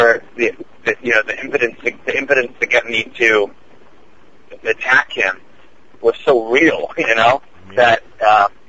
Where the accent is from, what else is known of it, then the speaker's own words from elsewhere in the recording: East Coast, United States; moved away; I'm from the East Coast